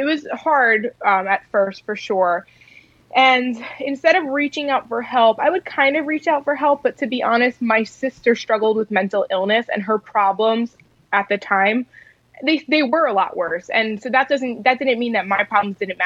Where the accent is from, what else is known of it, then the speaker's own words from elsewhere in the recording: Long Island, New York, United States; I actually grew up on Long Island, New York